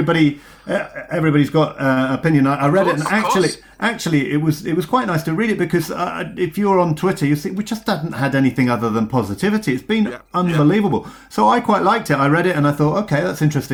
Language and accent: English; Cornwall, South West England, United Kingdom; I come from Cornwall.